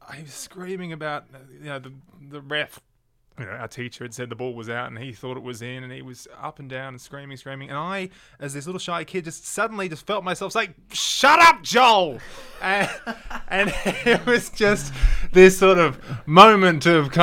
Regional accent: Sydney, New South Wales, Australia; I grew up in the northern suburbs of Sydney

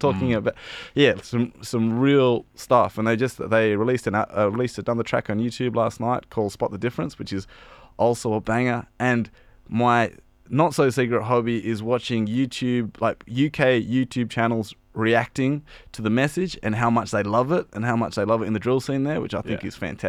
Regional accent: Perth, Western Australia, Australia; now in Sydney, Australia; Well, I joke around that I'm from Perth, the real Western Sydney.

